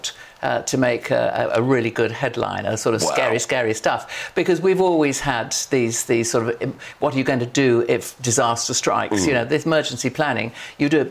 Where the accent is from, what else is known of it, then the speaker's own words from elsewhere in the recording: Sheffield, Yorkshire and the Humber, United Kingdom; I come from Sheffield, so I come from, if you like, a red wall.